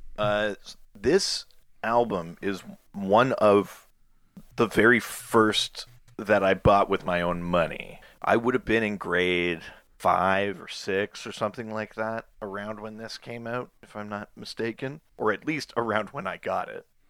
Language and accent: English; Yukon, Canada; I'm from the Yukon in Canada.